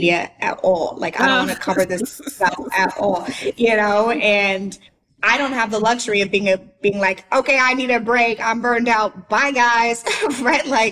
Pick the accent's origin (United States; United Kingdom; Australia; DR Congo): United States; St. Louis, Missouri; moved away as an adult; now in Nashville, United States; I'm from St. Louis